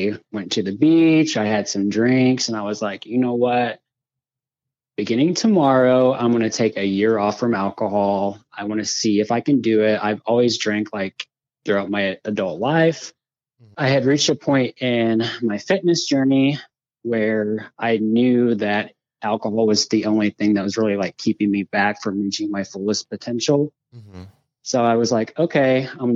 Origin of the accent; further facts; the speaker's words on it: Springfield, Missouri, United States; I'm 38 and I'm from Springfield, Missouri